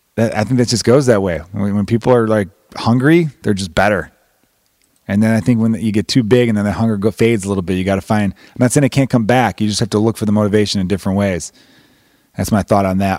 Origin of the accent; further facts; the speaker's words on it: United States; I'm American